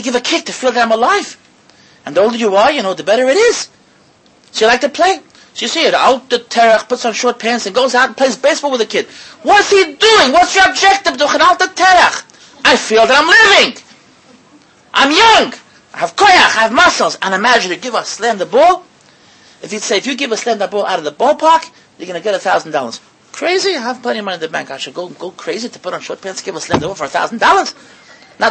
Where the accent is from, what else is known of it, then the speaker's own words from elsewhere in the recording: United States; I, as an American Yankee, who was a yeshiva bacher